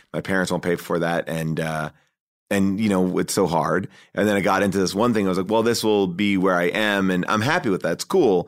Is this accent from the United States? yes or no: yes; Long Island, New York, United States; I grew up in, uh, Long Island, uh, right outside of New York City